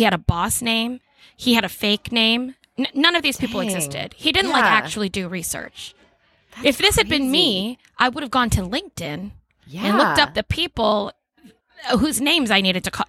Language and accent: English; Orlando, Florida, United States; I got to bring this back all the way to Orlando. This story comes from my hometown.